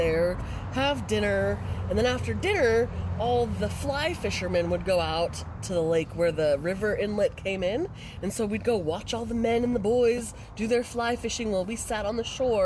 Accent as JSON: {"language": "English", "region": "California", "country": "United States", "tie": "born or raised there", "moved": "yes", "said": "I grew up in California camping all through the Sierra Nevadas"}